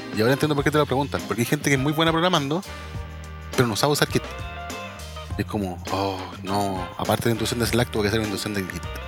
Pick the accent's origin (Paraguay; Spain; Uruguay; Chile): Chile; somos chilenos